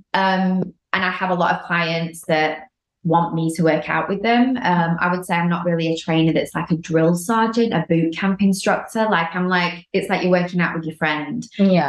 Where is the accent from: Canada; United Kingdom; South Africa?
United Kingdom; now in Los Angeles, United States; I'm from the UK, living